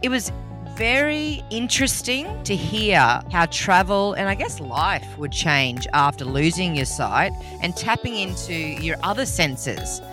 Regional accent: Rockhampton, Queensland, Australia; I'm from Rocky originally. That's where I grew up. I was born and bred in the beef capital of Australia.

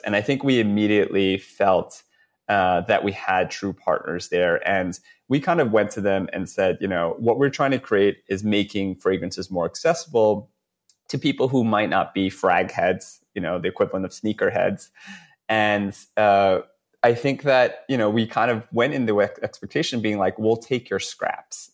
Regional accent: New York, United States; we're both, you know, born and raised in New York

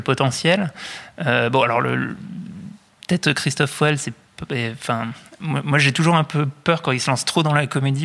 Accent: France; en tant que Français

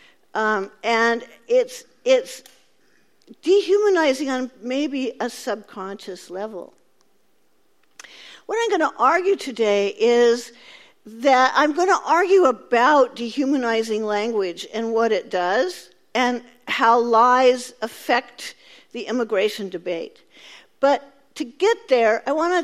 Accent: Central Valley, California, United States; I grew up in California. I grew up in the Central Valley

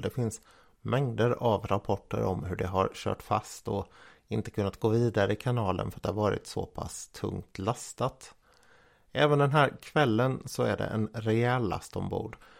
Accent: Jönköping, Jönköping County, Sweden; som Jönköpingsbo

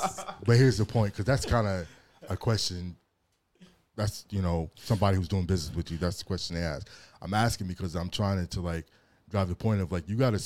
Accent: Long Beach, California, United States; I'm Long Beach.

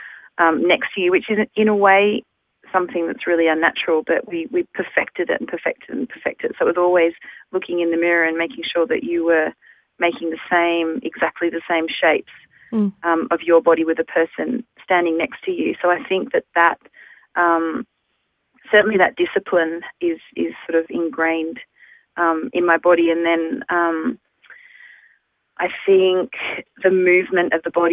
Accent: Melbourne, Victoria, Australia; moved away as an adult; also born or lived in London; now in Amsterdam, Netherlands; I'm from Melbourne, but I was actually born in London. So I have, dual citizenship. And I moved to Australia when I was 3 years old

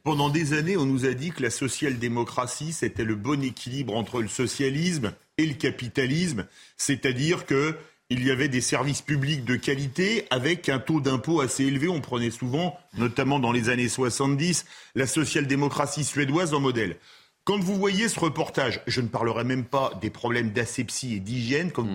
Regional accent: Toulouse, Occitania, France; comme on dit chez moi à Toulouse

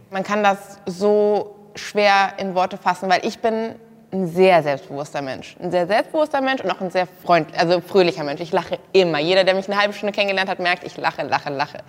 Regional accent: Kassel, Hesse, Germany; Ich komme aus Kassel, bin auch 24

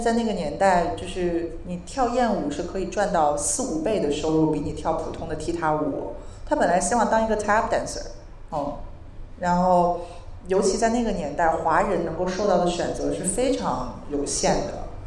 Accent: Beijing, China; 我不是一个旧金山女孩了，我是一个来自北京的，就是中国人

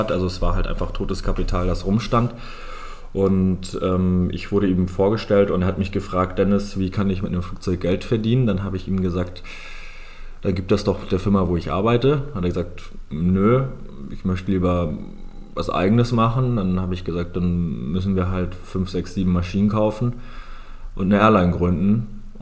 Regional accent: Lake Constance area, Germany; Also ich bin am Bodensee im schönen Süden aufgewachsen, ähm, bin dann ähm, nach meinem Fachabi ähm, nach Hamburg gezogen

